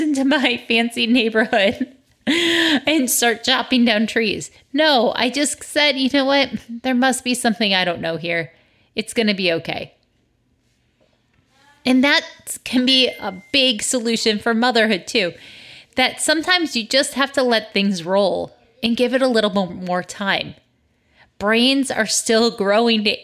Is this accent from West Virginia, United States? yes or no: no; Michigan, United States; moved away; the trees I grew up with in Michigan.